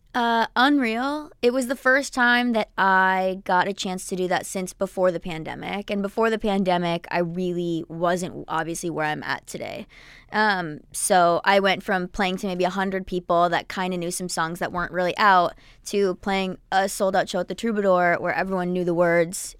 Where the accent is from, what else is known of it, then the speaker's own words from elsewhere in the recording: New Jersey, United States; I'm from Jersey and I grew up going to PNC Bank Art Center